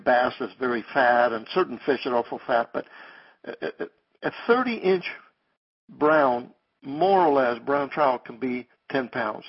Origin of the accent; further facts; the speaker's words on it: Cuba; moved away; I came from Cuba in 1959 with the advent of communism and all of that. But I used to fish them there when I was young